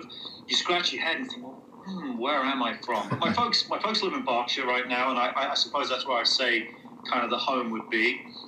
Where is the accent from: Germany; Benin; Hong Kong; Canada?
Germany; born there; So I was actually born in Germany, and I spent... sort of the formative years in and around various public schools